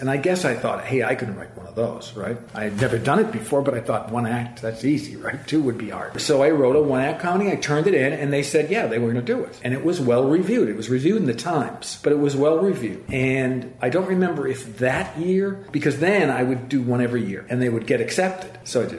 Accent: East Coast, United States; And I'm from the East Coast, so I didn't really look fondly on the West Coast.

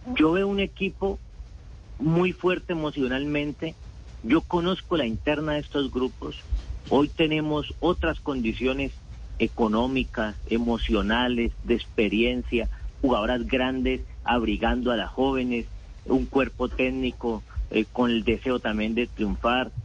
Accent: Colombia; Como todo colombiano

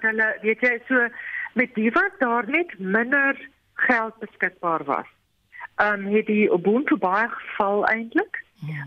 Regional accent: South Africa; as Suid-Afrikaners

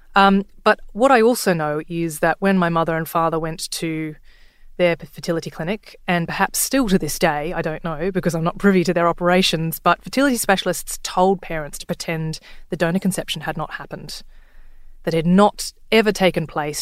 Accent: Sydney, New South Wales, Australia; I'm from Sydney

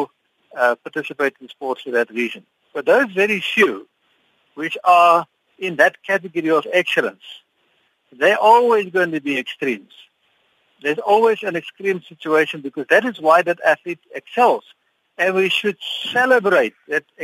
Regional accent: South Africa; as a South African

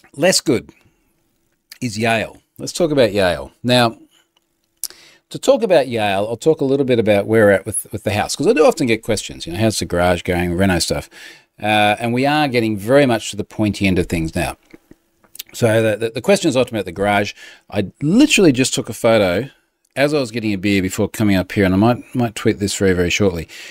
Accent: Australia; as an Aussie

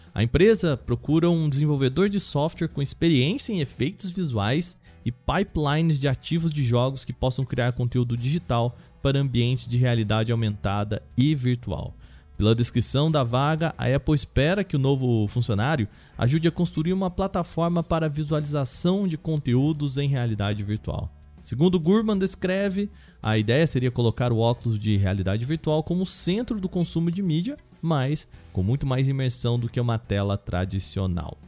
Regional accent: Brazil

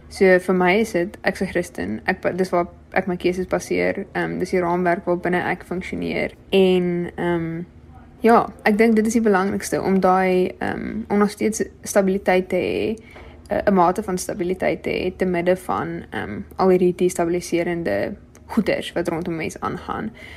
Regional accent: Wellington, Western Cape, South Africa; moved away as an adult; now in Stellenbosch, South Africa; ek het grootgeword in Wellington in die Boland

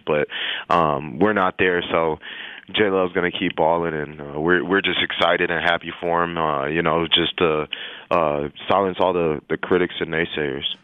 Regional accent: El Paso, Texas, United States; moved away; I'm from El Paso, Texas.

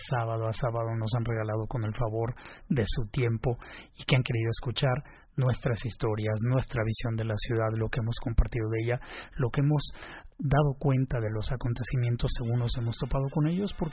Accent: Mexico City, Mexico; Si seguiremos siendo chilangos o no. Pues yo creo que sí.

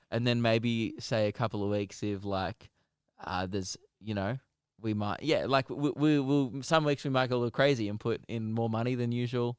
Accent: Melbourne, Victoria, Australia; We're from Melbourne, Australia

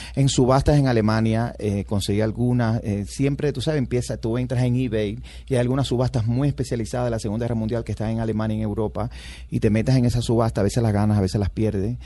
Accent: Cuba; moved away as an adult; now in United States; yo crecí en los 60 y los 70, en los 70 y los 80 en Cuba

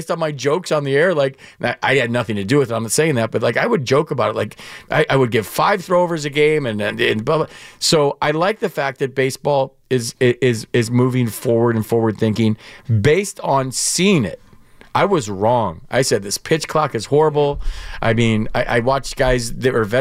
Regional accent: Michigan, United States; moved away; also born or lived in West Coast; I was from Michigan. Yeah. I followed him in high school at Michigan State. He came out to the West Coast. We came out to the West Coast around the same time, my family.

